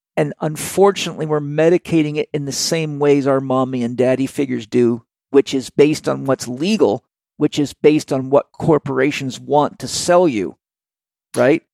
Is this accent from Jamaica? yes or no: no; Vancouver Island, British Columbia, Canada; I grew up on Vancouver Island when the unemployment rate was 17.4%